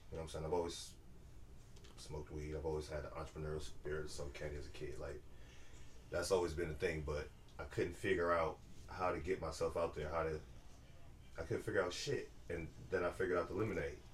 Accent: California, United States; now in Atlanta, United States; We're all from California

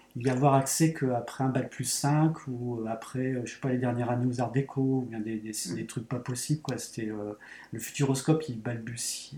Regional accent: Saint-Quentin, Hauts-de-France, France; je suis originaire de Saint-Quentin, et à Saint-Quentin c'est une petite ville entre Paris et Lille

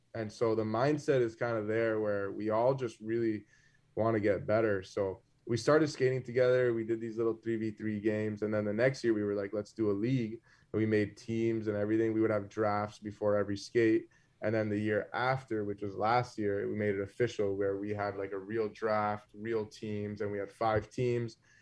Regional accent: South Florida, United States; when I was growing up in Florida

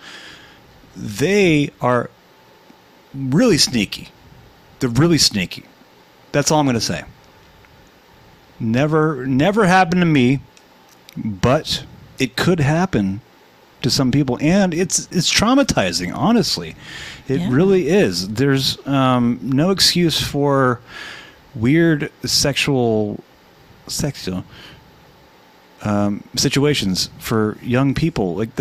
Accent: Hollywood area, California, United States; I lived here all my life

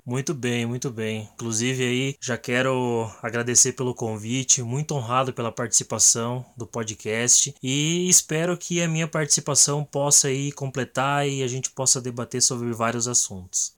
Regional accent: Guarujá do Sul, Santa Catarina, Brazil; Eu sou de Guarujá do Sul, Santa Catarina.

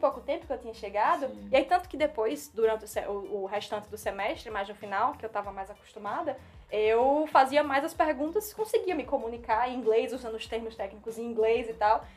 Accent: Northeast Region, Brazil; accent: nordestino; first language Portuguese; moved away as an adult; now in United States; o meu sotaque nordestino também que é carregado.

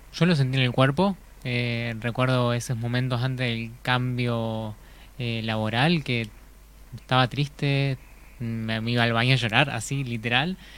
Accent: La Plata, Buenos Aires Province, Argentina; now in Gualeguaychú, Argentina; soy nacido en La Plata

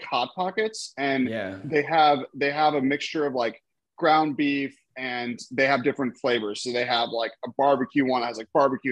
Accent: Minnesota, United States; also born or lived in Lincoln, Nebraska; now in Austin, United States; my home state of Minnesota

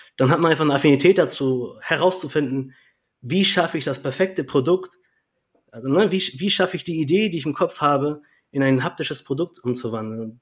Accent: Kiel, Schleswig-Holstein, Germany; Also ich komme ja aus Kiel und äh, wir haben hier eine große Gruppe in Kiel.

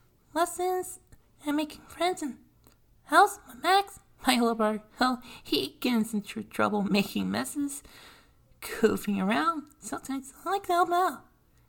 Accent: Australia; People love to send something because I'm an Australian.

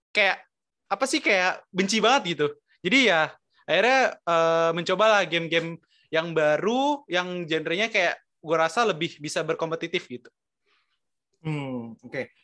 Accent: Jakarta, Indonesia; born there; gue lahir di Jakarta 2002

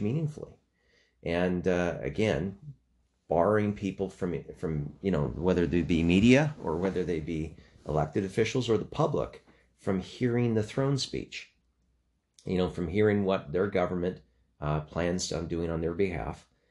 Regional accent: Canada

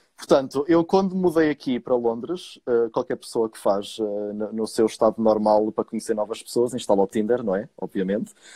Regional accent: Portugal; moved away as an adult; also born or lived in Viseu; now in London, United Kingdom; como bom português

